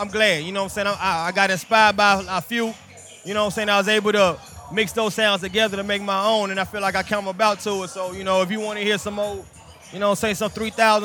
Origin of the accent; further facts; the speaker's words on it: Charlotte, North Carolina, United States; I'm from Charlotte.